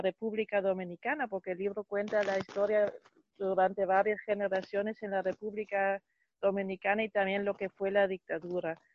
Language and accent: Spanish; Germany; yo soy de Alemania